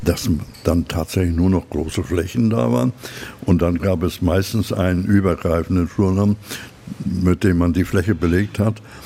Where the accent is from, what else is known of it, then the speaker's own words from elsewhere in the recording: Klein Bengerstorf, Mecklenburg-Vorpommern, Germany; in der Gemarkung Kleinbengersdorf, wo ich aufgewachsen bin